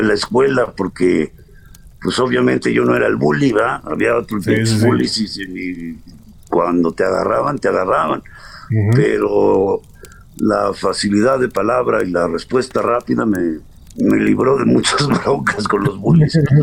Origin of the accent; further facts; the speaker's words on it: Tulancingo, Hidalgo, Mexico; moved away as an adult; also born or lived in Paris, France / Mexico City, Mexico / Los Angeles, United States; Yo nací en Cantulancingo Hidalgo. Eh, me, fui con la familia a, París a los cinco años